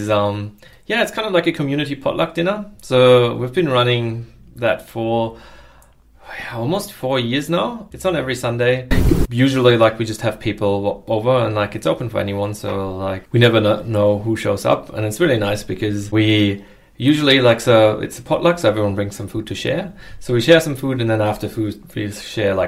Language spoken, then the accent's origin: English; Germany; moved away; also born or lived in United States; I'm originally from Germany, and I went on a high school exchange to America